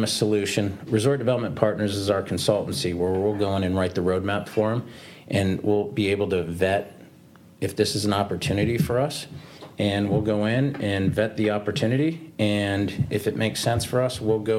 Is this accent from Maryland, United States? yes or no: no; South Florida, United States; I grew up in South Florida.